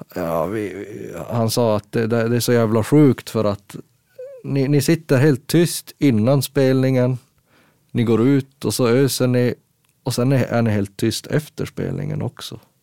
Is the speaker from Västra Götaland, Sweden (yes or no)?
no; Gällivare, Norrbotten County, Sweden; Vi är ju från Gällivare då och det mm. ligger ju jättehögt upp.